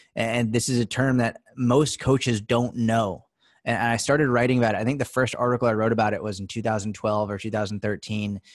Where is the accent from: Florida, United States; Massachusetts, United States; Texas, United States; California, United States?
Massachusetts, United States; outside Boston; I grew up in outside Boston, Mass